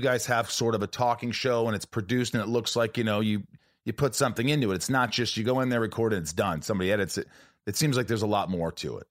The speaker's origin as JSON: {"language": "English", "region": "Indiana", "country": "United States", "tie": "born or raised there", "also_born_or_lived": "New York", "said": "I was born in New York, but I grew up in Indiana"}